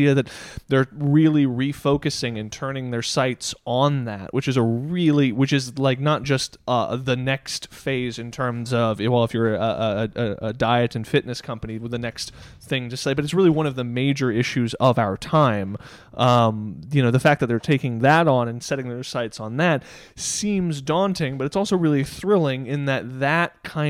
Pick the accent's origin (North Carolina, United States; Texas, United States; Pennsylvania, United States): Texas, United States; Dallas; We grew up in Dallas.